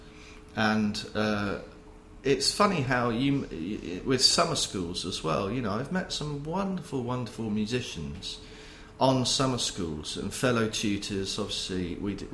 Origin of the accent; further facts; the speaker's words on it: Poole, South West England, United Kingdom; moved away as an adult; also born or lived in Manchester; I was born and brought up in the Poole, Bournemouth area, south coast of England